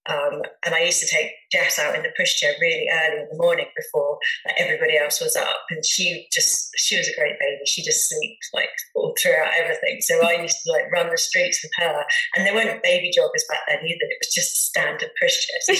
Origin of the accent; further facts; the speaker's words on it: Dorset, South West England, United Kingdom; also born or lived in Bournemouth / Hereford; my mum brought me back to Dorset.